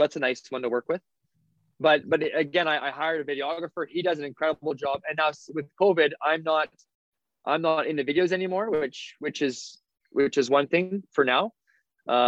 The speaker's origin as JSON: {"language": "English", "town": "Souris", "region": "Manitoba", "country": "Canada", "tie": "born or raised there", "said": "I went back to my hometown, Souris, for a social"}